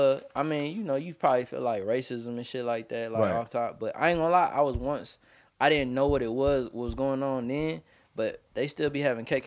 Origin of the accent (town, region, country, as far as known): Edgefield County, South Carolina, United States; born or raised there; also born or lived in Atlanta